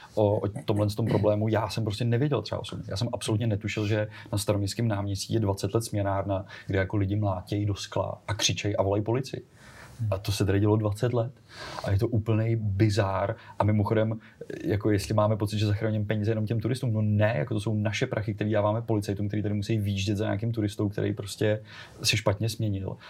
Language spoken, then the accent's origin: Czech; Czechia; my jako Češi